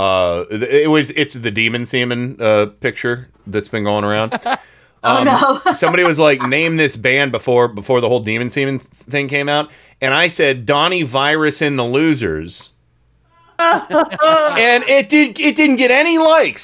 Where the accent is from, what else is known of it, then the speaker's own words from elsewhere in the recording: Ohio, United States; I'm from Ohio